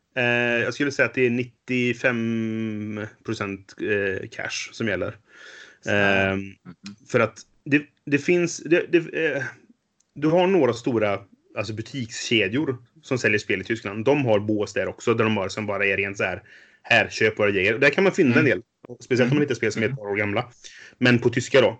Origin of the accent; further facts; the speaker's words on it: Trollhättan, Västra Götaland, Sweden; moved away; jag kom från Trollhättan från början, så mitt gamla Trollhätte-spelgäng